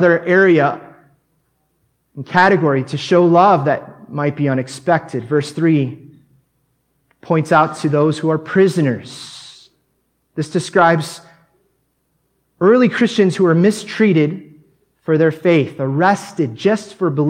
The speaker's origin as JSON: {"language": "English", "country": "United States", "moved": "as an adult", "lives_now": "Mexico", "said": "as an American that just moved to Mexico"}